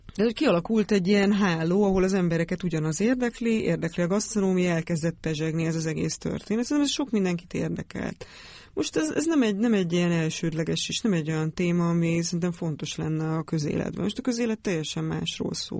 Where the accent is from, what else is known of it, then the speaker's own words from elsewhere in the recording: Great Hungarian Plain, Hungary; Al- Alföldön nőttem fel